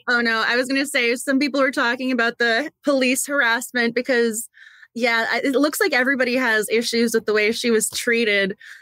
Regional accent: Massachusetts, United States; also born or lived in Waltham; I'm from Massachusetts and I'm in Massachusetts right now

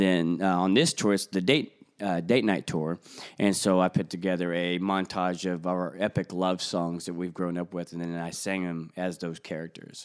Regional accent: Springfield, Missouri, United States; I'm actually from Springfield, Missouri, so it's pretty much the heartland of the United States of America.

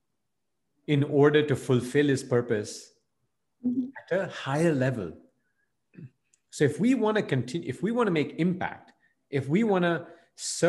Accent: Belgium; moved away as an adult; also born or lived in India; I was, you know, of Indian origin, but I grew up and I was born and raised in Belgium

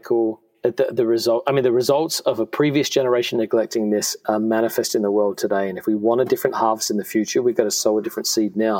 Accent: Australia; moved away; I grew up in Australia

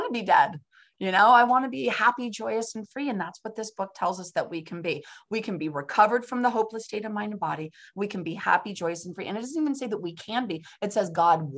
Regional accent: San Francisco, California, United States; now in Pennsylvania, United States; I'm from San Francisco, California, which is on the other side of the country. Here I am in Pennsylvania

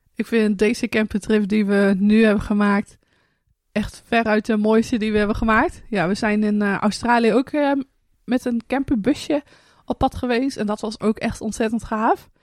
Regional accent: Hardenberg, Overijssel, Netherlands; now in Friesland, Netherlands; dat we in Friesland zitten, want we komen dan zelf uit Hardenberg

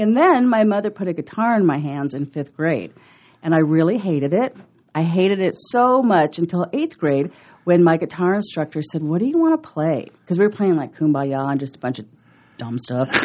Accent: Omaha, Nebraska, United States; also born or lived in College Park, Georgia / Oklahoma; we moved back to Omaha when I was two, and I've been here ever since

